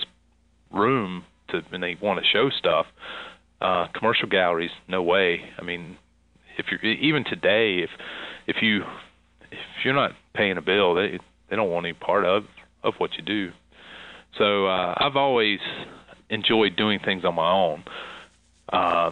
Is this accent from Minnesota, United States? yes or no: no; Concord, North Carolina, United States; I'm from the South, and under the shadow of Charlotte, North Carolina